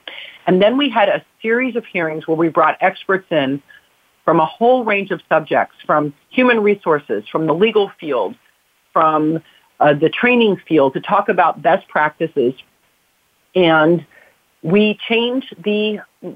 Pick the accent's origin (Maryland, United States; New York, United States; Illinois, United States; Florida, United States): Florida, United States; South; now in California, United States; I grew up in South Florida